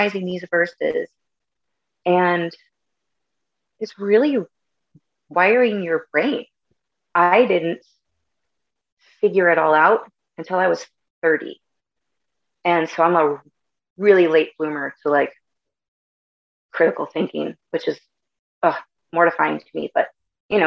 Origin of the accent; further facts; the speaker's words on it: California, United States; also born or lived in Bay Area, California; I'm originally from the Bay Area in California. Mom and dad split up when I was 2. And so then my mom and my oldest brother and I moved to the mountains. It's about an hour outside of Yosemite National Park.